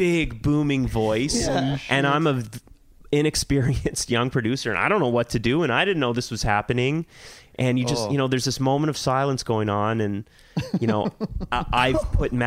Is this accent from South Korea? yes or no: no; Toronto, Ontario, Canada; growing up in Toronto in the 80s and 90s